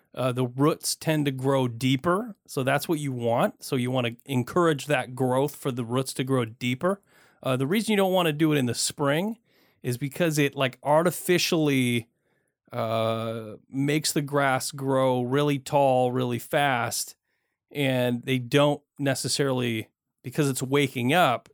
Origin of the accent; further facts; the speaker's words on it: Michigan, United States; now in Portland, United States; I grew up in Michigan